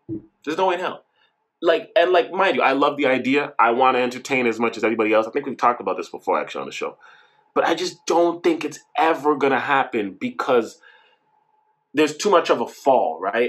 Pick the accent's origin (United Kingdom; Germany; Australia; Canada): Canada; also born or lived in Jamaica (heritage); as a Canadian.